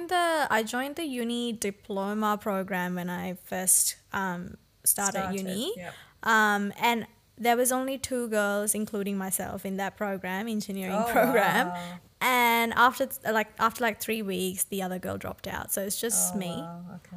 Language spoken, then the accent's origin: English; Sri Lanka; moved away as an adult; now in Australia; growing up in Sri Lanka, it's not a multicultural country